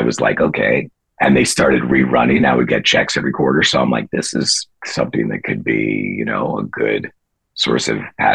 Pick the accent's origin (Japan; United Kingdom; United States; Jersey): United States; Fairfield County, Connecticut; I grew up in Fairfield County, Connecticut, which is kind of known for the finance industry.